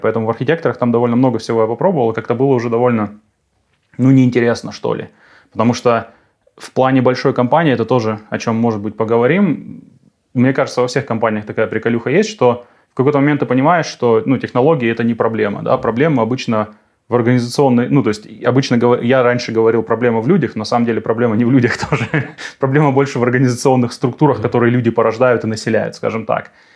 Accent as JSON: {"language": "Russian", "town": "Krasnoyarsk", "region": "Krasnoyarsk Krai", "country": "Russia", "tie": "born or raised there", "moved": "as an adult", "lives_now": "Germany", "said": "в родном городе, в Сибири, в Красноярске, откуда я, собственно, родом"}